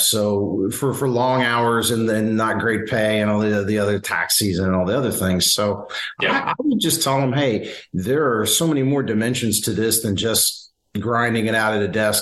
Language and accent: English; Simpsonville, Kentucky, United States; I grew up in Kentucky and in rural Kentucky.